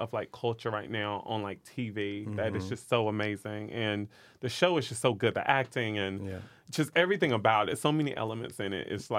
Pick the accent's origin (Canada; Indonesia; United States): United States; the South; Growing up in the South, we would hear about, like, stuff like